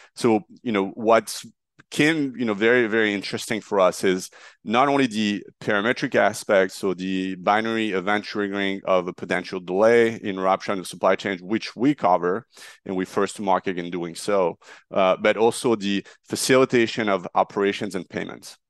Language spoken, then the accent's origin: English; Marseille, Provence-Alpes-Côte d'Azur, France; moved away as an adult; also born or lived in Paris, France / New York, United States; now in United States; I'm a French national. I grew up in Marseille